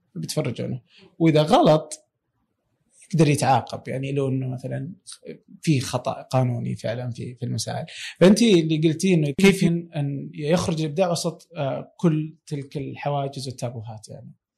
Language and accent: Arabic; Saudi Arabia; عندنا في السعوديه